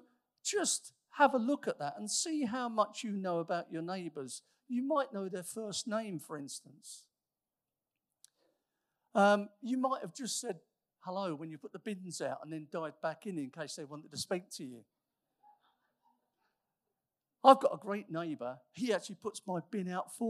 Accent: United Kingdom; we are mostly British

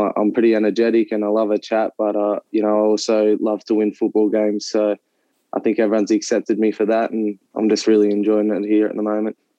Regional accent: Central Coast, New South Wales, Australia; I grew up in on the Central Coast, just playing football there for Terrigal United

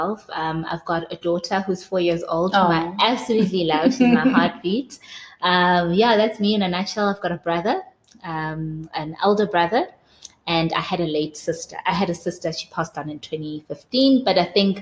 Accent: South Africa; also born or lived in Soweto, Gauteng, South Africa; I was brought up in Soweto in a small township called Protea North. That's where I was brought up for about 9 years of my life, and then we moved to Blegari with my parents

